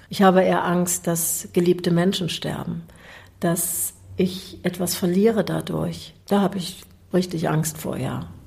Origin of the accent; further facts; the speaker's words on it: East Germany, Germany; Ich bin in der DDR groß geworden.